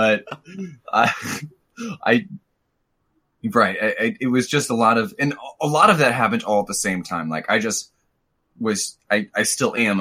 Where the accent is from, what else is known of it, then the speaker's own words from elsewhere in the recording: Missouri, United States; I'm from Missouri.